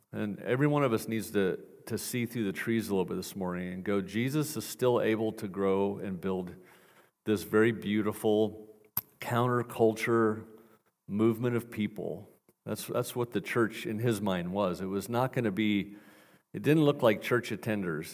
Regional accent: Portland, Oregon, United States; moved away; I'm from Portland, Oregon originally

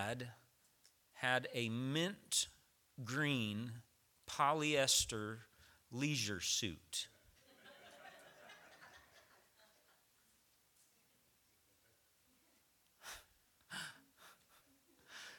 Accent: Tennessee, United States; moved away; I'm from Tennessee

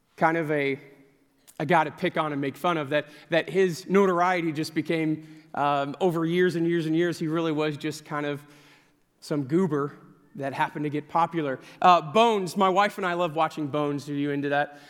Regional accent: Lake Saint Louis, Missouri, United States; I grew up in Lake Saint Louis, which is a suburb of, uh, of Saint Louis.

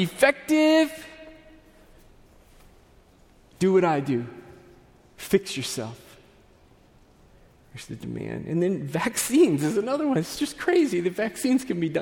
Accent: United States; we, being these American Gentiles

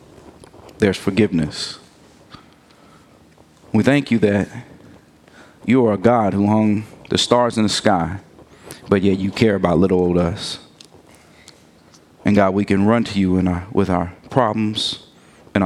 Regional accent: Gary, Indiana, United States; I'm from Gary

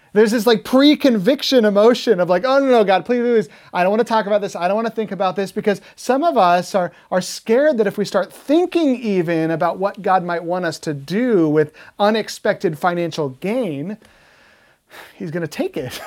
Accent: United States; Americans love freedom, don't we? That's, that's like our thing. We are the land of the free.

